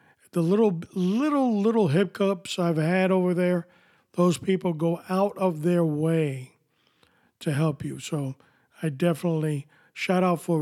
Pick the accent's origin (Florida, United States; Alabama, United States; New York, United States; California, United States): New York, United States; New York City; I was born here in New York City